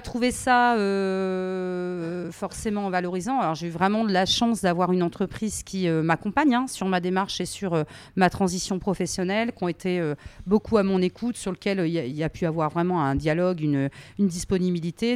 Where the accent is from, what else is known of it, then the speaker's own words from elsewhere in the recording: Berry, Centre-Val de Loire, France; je suis du Berry, mais dans le Berry, tous les gens ne sont pas euh, de la terre